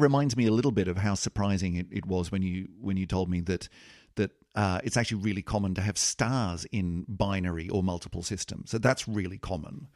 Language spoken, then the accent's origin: English; Australia; I'm an I'm an Australian